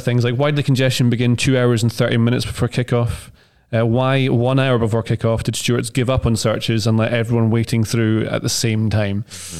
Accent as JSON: {"language": "English", "region": "Scotland", "country": "United Kingdom", "said": "I get to say I'm Scottish"}